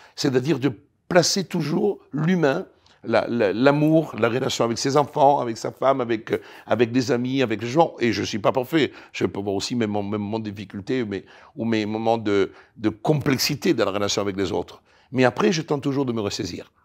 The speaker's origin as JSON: {"language": "French", "country": "Italy", "second_language": "French", "moved": "as an adult", "lives_now": "France", "said": "j'ai quitté l'Italie"}